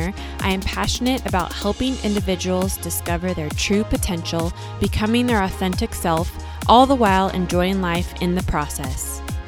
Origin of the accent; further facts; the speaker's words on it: San Diego, California, United States; I also did them in my hometown, which is San Diego, at sea level.